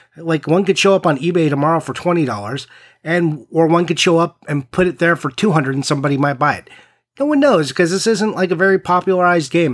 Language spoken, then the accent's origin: English; East Coast, United States; I'm from the East Coast